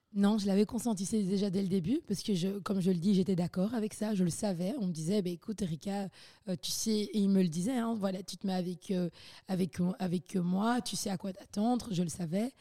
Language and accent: French; Belgium; j'ai grandi vraiment à la Belge